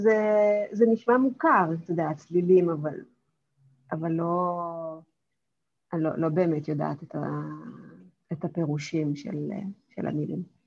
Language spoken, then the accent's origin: Hebrew; Kokand, Fergana Region, Uzbekistan; first language Russian; Hebrew is a second language; now in Israel; גדלתי באוזבקיסטן